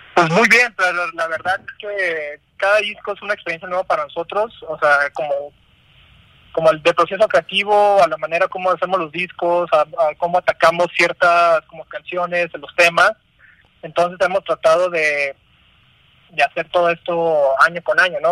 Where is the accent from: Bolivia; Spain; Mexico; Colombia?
Mexico; Tijuana, Baja California; moved away as an adult; now in Mexico City, Mexico; Vivimos en la Ciudad de México. Somos de Tijuana